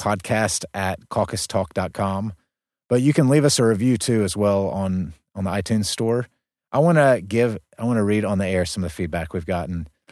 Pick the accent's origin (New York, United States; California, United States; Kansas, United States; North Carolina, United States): North Carolina, United States; Gastonia; moved away; Gaston County, right outside of Charlotte. That's where I grew up